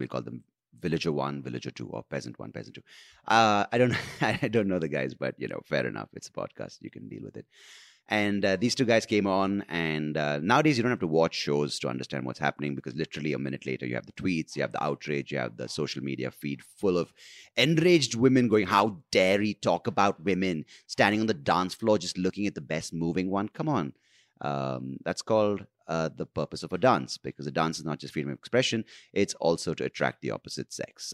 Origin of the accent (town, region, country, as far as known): India